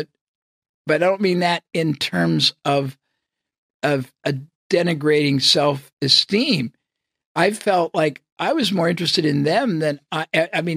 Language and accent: English; United States; I was from the United States